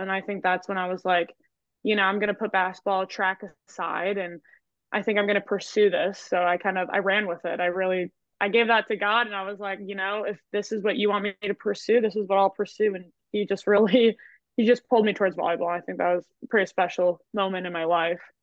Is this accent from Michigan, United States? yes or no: no; Kimberly, Wisconsin, United States; moved away as an adult; now in Arkansas, United States; I grew up in Wisconsin. I went to Kimberly